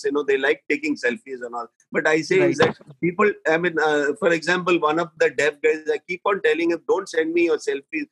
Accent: Mumbai, Maharashtra, India; I'm born and brought up in Bombay.

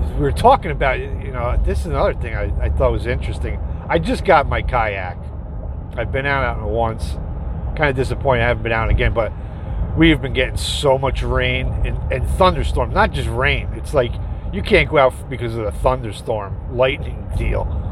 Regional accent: Dutchess County, New York, United States; my hometown down south a little more in Dutchess County, New York

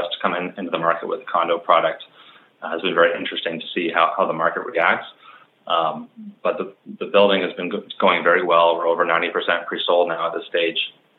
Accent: Vancouver, British Columbia, Canada; also born or lived in Montreal; I grew up in Vancouver and spent all of my school years through high school here. Did a four-year stint in Montreal at McGill University.

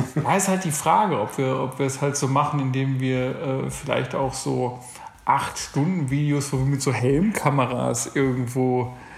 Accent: North Rhine-Westphalia, Germany; moved away; also born or lived in Berlin; ich komme ja auch ursprünglich aus NRW

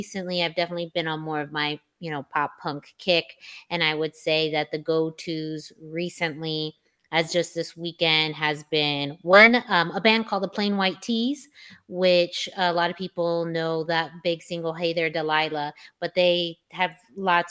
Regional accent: Yuma, Arizona, United States; my hometown of Yuma, Arizona

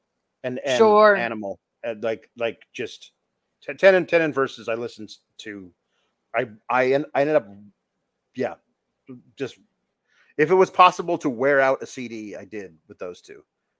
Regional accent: Pacific Northwest, United States; Because I grew up with it where I lived. I was born in the Pacific Northwest, and it was our thing.

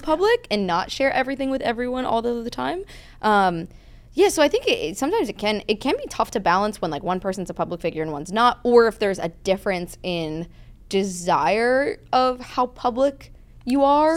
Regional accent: outside of New York City, New Jersey, United States; now in California, United States; I grew up outside of New York City

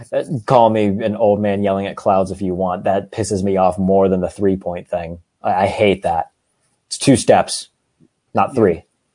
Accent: Pittsburgh, Pennsylvania, United States; I'm from Pittsburgh. I live on the South Side.

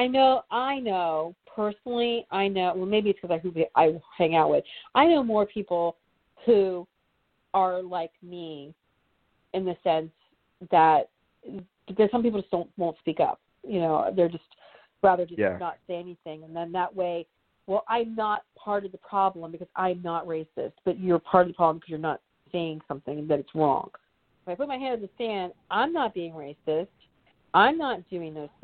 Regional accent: United States; we as American, white American people

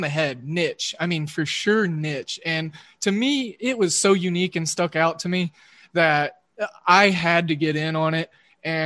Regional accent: Oklahoma, United States; I'm a Midwesternite, and I grew up in Oklahoma

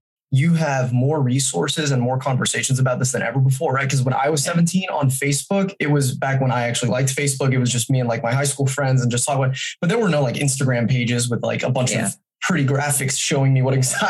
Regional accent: Folsom, California, United States; I was raised in Folsom, California

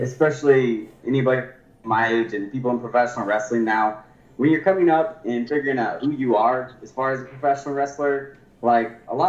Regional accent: Thor, Iowa, United States; also born or lived in Tulsa; I was born in Tulsa, Oklahoma. My dad's family is from, and my mom's family is from Iowa. So when I was 10, we moved up to Iowa, a little town called Thor, Iowa

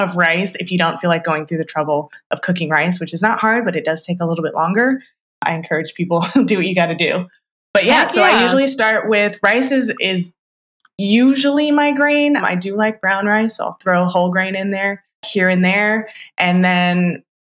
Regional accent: Northern California, United States; I grew up in Northern California

